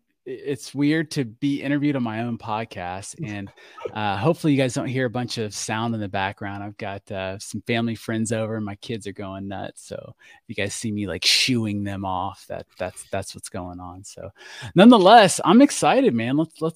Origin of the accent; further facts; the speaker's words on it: Florida, United States; we finally settle in Florida. So Florida is where I call home. That is my home state.